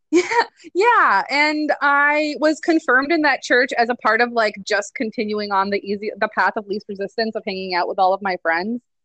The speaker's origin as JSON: {"language": "English", "region": "Nebraska", "country": "United States", "also_born_or_lived": "Michigan", "moved": "as an adult", "lives_now": "Louisville, United States", "said": "I am originally from Nebraska, but went to school in Michigan and then ran away from Nebraska and then went back to Nebraska"}